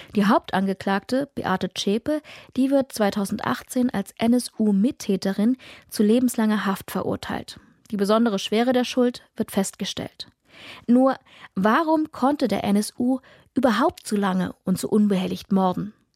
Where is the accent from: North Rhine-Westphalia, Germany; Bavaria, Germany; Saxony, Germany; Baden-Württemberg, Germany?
Saxony, Germany; Ich komme aus Sachsen